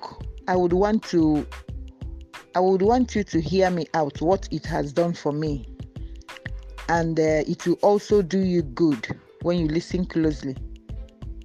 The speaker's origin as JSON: {"language": "English", "country": "Nigeria", "said": "I am a Nigerian, an agric engineer."}